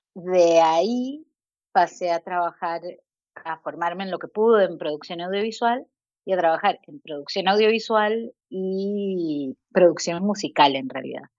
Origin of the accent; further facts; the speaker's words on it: Costa Rica; moved away as an adult; also born or lived in United States / Chile; Soy costarricense, mi familia es chilena